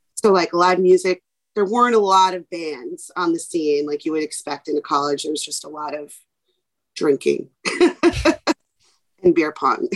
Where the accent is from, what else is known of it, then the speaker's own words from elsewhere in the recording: New York City, New York, United States; born and raised in New York City in Manhattan